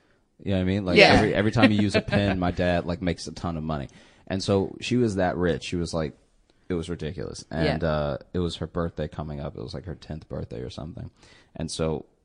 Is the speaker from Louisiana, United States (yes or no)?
yes; Alexandria, Louisiana, United States; now in Brooklyn, United States; I grew up in Alexandria, Louisiana